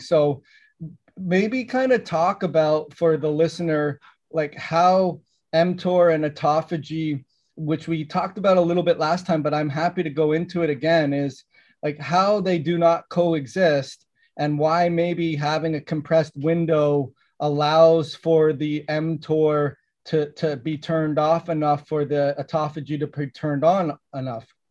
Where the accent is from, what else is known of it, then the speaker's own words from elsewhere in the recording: Canada; I grew up in Canada